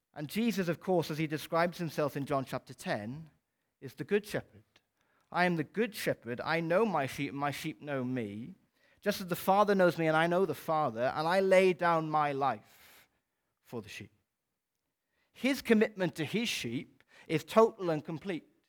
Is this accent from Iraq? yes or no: no; Wales, United Kingdom; as a Welsh person